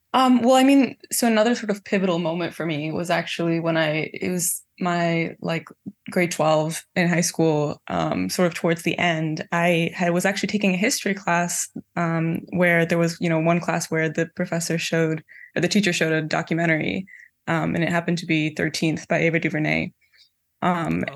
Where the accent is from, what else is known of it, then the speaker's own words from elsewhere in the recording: Canada; grow up in Canada versus my parents growing up in East Africa